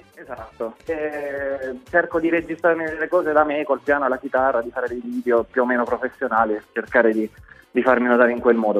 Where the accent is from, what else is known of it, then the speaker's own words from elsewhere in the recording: Rocca San Giovanni, Abruzzo, Italy; also born or lived in Lanciano; io sono, sono, abruzzese, sono di Lanciano, però io sono cresciuto nei primi anni a Rocca San Giovanni, che è un paese vicino